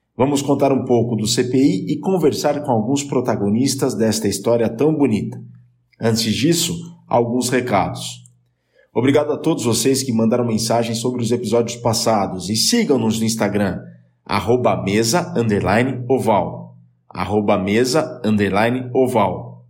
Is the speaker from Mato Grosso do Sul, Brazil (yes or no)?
no; Jaú, São Paulo, Brazil; moved away; A minha cidade natal é Jaú, eu sou de Jaú